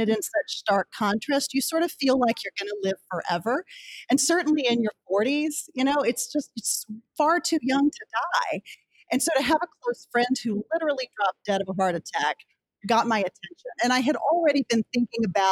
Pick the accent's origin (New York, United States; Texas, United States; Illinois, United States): Texas, United States; Rising Star; moved away as an adult; now in Washington, D.C., United States; I grew up in Texas, to kind of take us back to the beginning, and in a very small town called Rising Star, population 800